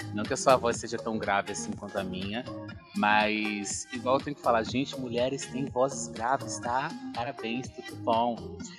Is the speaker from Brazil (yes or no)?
yes; Ipirá, Bahia, Brazil; moved away as an adult; also born or lived in Salvador, Brazil; now in São Paulo, Brazil; eu sou baiana. Eu sou de Ipirá, que é uma cidadezinha que fica lá no sertão da Bahia